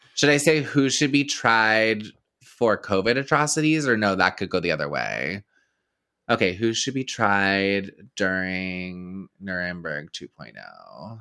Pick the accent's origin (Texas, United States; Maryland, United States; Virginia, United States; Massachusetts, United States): Texas, United States; moved away; I grew up in Texas